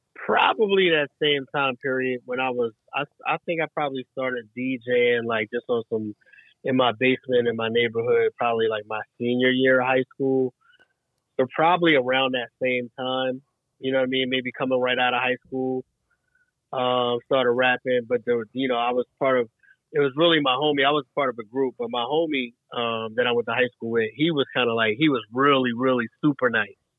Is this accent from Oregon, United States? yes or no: no; Franklinville, New Jersey, United States; moved away; also born or lived in West Philadelphia, Pennsylvania / Greensboro, North Carolina / Chicago, Illinois; born in West Philadelphia, raised in Franklinville, New Jersey